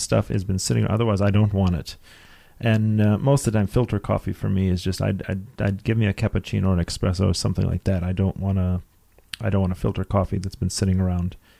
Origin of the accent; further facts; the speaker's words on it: Detroit, Michigan, United States; now in South Africa; I'm from Detroit